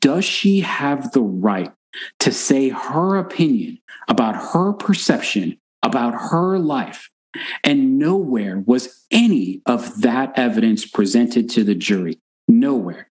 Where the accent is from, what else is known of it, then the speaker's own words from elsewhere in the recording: Texas, United States; I'm from Texas, right? But so I'm from the South